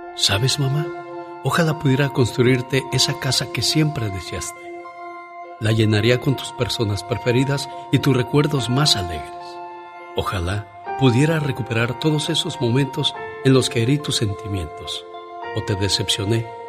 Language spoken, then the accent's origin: Spanish; Guerrero, Mexico; moved away; Un día salí de Guerrero, pero Guerrero nunca salió de mí